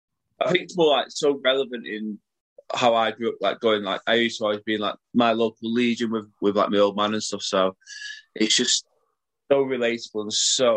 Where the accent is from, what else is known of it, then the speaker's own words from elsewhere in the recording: Salford, North West England, United Kingdom; I'm from Salford. I was going to support Salford.